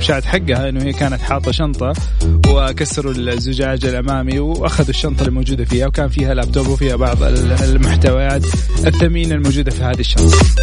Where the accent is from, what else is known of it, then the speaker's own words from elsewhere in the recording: Saudi Arabia; عندنا في السعوديه